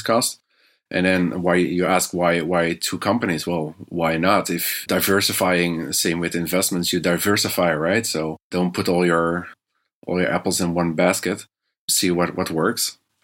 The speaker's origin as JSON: {"language": "English", "country": "Netherlands", "tie": "born or raised there", "moved": "as an adult", "lives_now": "China", "said": "I'm from the Netherlands. That's where I spent the first, 25 years. But currently I'm living in China."}